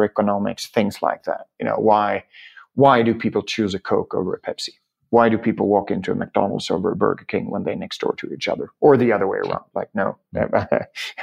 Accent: Germany; also born or lived in Key West, Florida, United States; I grew up in a very engineering-heavy family in Germany

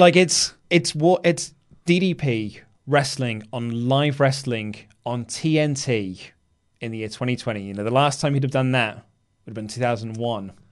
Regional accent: United Kingdom; we're so British

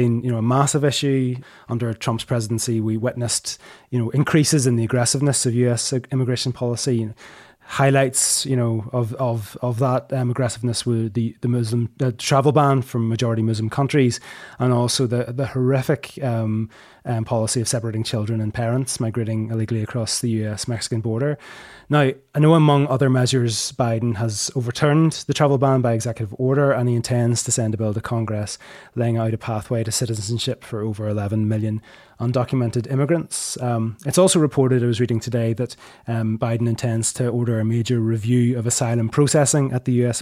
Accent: Northern Ireland, United Kingdom; I come from Northern Ireland

